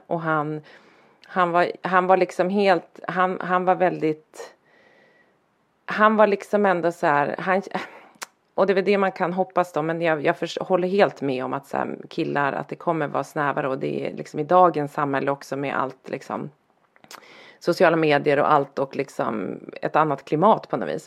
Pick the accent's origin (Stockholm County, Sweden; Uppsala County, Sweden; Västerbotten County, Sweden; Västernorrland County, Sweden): Västernorrland County, Sweden; Härnösand; moved away; när jag växte upp i Härnösand, där jag växte upp